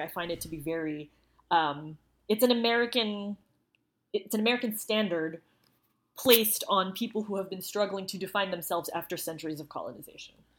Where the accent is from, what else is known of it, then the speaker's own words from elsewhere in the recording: Philippines; now in United States; At least when I was growing up, it wasn't.